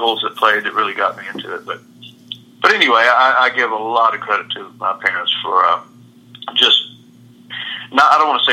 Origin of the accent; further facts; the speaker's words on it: Lubbock, Texas, United States; also born or lived in Galveston / Brownwood / Austin; I was born in Galveston, but we moved quickly to Brownwood, and then after that, Lubbock